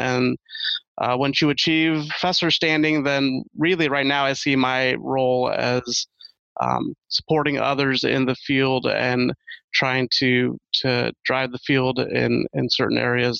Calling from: Champaign, Illinois, United States; I'm calling in from Champaign, Illinois. I work at the University of Illinois, Urbana-Champaign.

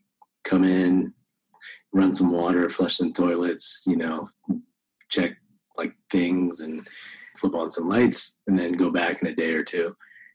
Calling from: Las Vegas, Nevada, United States; I'm actually in Las Vegas. I live

